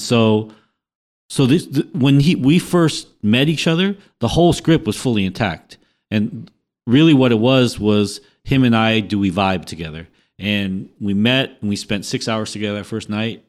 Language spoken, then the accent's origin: English; Los Angeles, California, United States; I also represent an area in Los Angeles on one hundred third Street and Grape in the Jordan Downs housing project